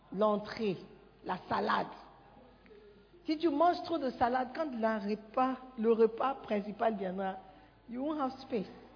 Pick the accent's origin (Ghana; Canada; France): Ghana; French is a second language; moved away as an adult; Moi, je viens du Ghana.